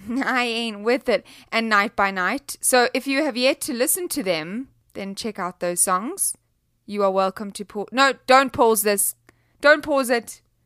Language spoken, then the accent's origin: English; South Africa; I'm from South Africa